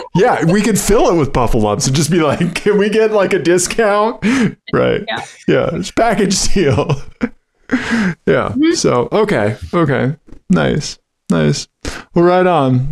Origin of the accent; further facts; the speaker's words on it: Missouri, United States; moved away; I'm from I'm from Missouri originally. You're witnessing the Missouri public school system